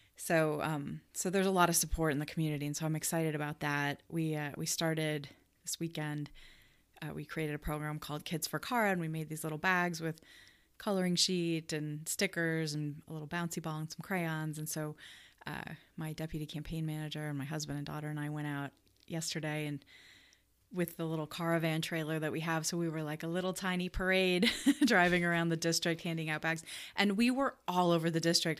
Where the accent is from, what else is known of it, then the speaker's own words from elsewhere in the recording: Chicago, Illinois, United States; moved away as an adult; now in Omaha, United States; I was not born here. I was born in Chicago.